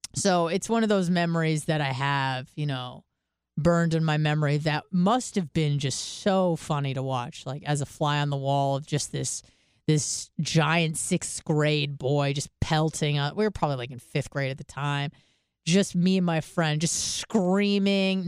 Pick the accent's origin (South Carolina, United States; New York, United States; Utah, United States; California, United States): California, United States; San Diego; I'm from San Diego